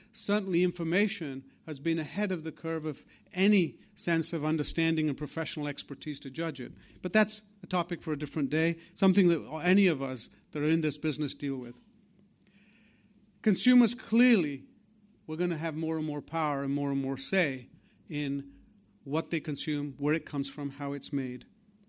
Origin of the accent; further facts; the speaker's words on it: England, United Kingdom; the wonderful companies and the institutions that I grew up with here in England